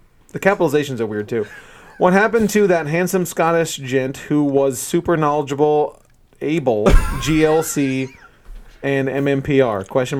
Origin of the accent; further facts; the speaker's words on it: United States; I'm from Roseburg.